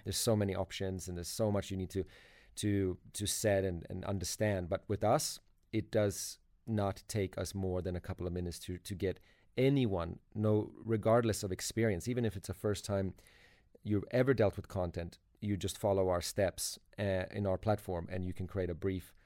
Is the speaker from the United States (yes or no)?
no; Sweden; now in Sydney, Australia; I'm originally from Sweden